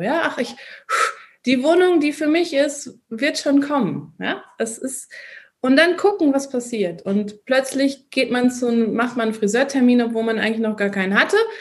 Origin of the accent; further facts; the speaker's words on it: Bochum, North Rhine-Westphalia, Germany; moved away as an adult; now in Austria; ich war ein Kind oder ich bin ein Kind des Ruhrgebiets. Ich liebe Bochum